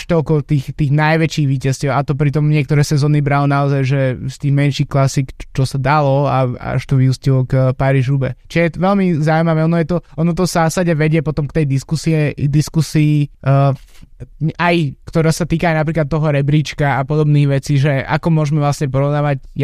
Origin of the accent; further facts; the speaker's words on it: Slovakia; jednak sme Slováci samozrejme